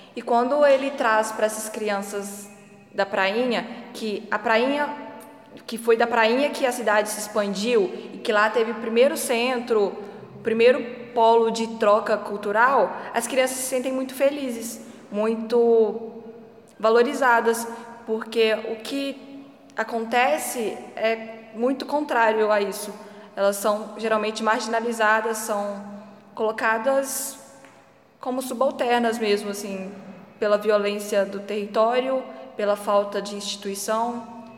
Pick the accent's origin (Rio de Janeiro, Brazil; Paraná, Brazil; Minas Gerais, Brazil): Minas Gerais, Brazil; Resende Costa; moved away as an adult; now in Mariana, Brazil; E eu venho de Resende Costa, que é uma cidade dita histórica também